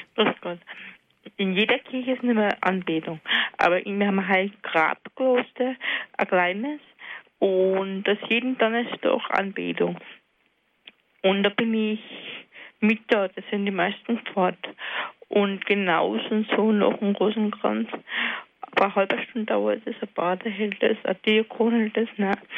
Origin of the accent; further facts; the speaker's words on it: Alpbach, Tyrol, Austria; moved away; seit ich jetzt wieder in Altbach, in meiner Heimat bin, acht Jahre